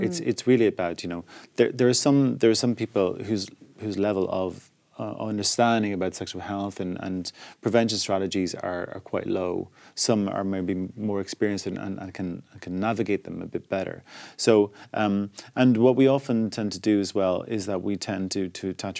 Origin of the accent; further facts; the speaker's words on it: Ireland; now in London, United Kingdom; I come from Ireland's a deeply homophobic place, where a year before I left, it was still a crime to be gay. So when I went to London and came out